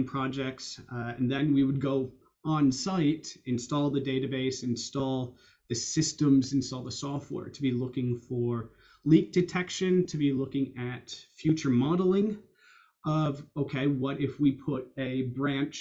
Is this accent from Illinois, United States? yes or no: yes; Chicago, Illinois, United States; moved away as an adult; also born or lived in Iowa / Edinburgh, Scotland; you can tell by the accent, I grew up in the US, I grew up in Chicago